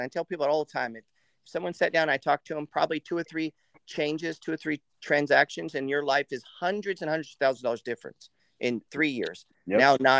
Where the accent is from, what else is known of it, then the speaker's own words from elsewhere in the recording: United States; I'm from the New Jersey, that New York area too.